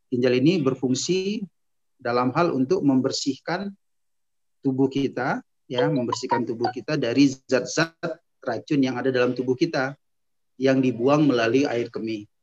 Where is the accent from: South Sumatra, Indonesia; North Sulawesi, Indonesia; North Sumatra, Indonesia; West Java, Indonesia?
North Sumatra, Indonesia; Medan; Ana lahirnya, mulai dari lahir ya, singkat aja, lahir di kota Medan pada tahun 1976, kemudian Ana melanjutkan pendidikan sampai Ana sekolah eh, S1 ambil dokter umumnya di USU Sumatera Utara di Medan.